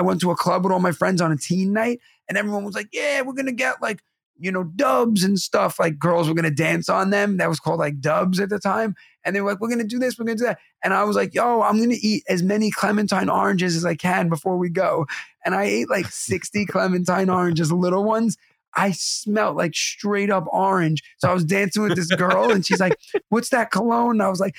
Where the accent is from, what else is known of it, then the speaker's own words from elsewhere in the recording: New York City, New York, United States; Growing up in Bensonhurst in Brooklyn, everybody was Guidos